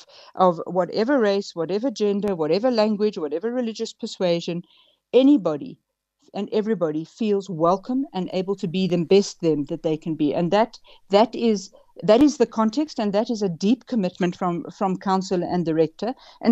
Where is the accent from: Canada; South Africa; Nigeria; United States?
South Africa; just from being a South African in everyday society